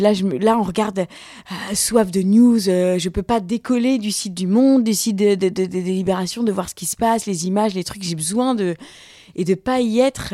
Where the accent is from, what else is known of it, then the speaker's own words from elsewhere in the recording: France; also born or lived in Tanzania; Je suis française, je, me sens française